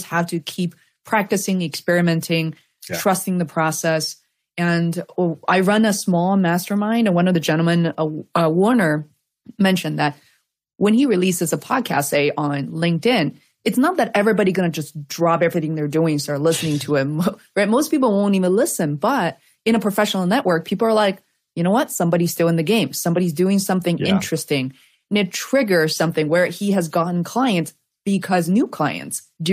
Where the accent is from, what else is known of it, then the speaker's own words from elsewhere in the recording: Beijing, China; English is a second language; moved away; I grew up in Beijing